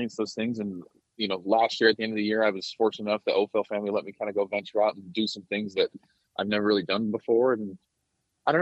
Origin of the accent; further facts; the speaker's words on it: Knoxville, Iowa, United States; growing up around Knoxville